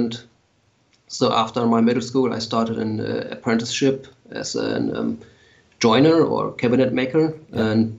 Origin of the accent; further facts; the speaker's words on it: Lower Saxony, Germany; English is a second language; Yes, a small town near Hanover on a farm. My parents still live on the farm, and I have my workshop on the farm, but I live in the city now.